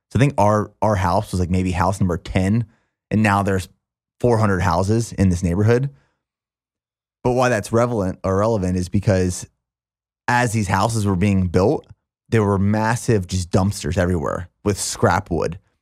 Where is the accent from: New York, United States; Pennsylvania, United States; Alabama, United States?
Pennsylvania, United States; small town near Hershey; this small town right outside of Hershey, Pennsylvania